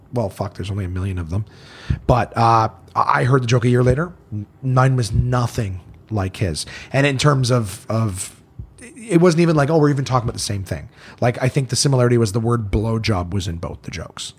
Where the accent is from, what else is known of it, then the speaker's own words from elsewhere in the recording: Canada; growing up in Canada